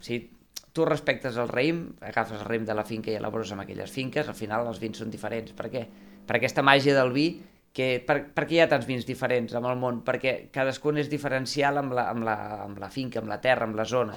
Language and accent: Catalan; Conca de Barberà, Catalonia, Spain; jo sóc de la Conca de Barberà